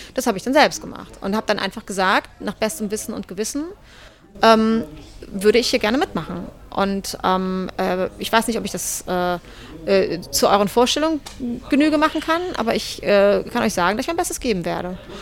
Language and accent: German; North Rhine-Westphalia, Germany; moved away as an adult; also born or lived in Berlin; zurück ins Rheinland, wo ich herkomme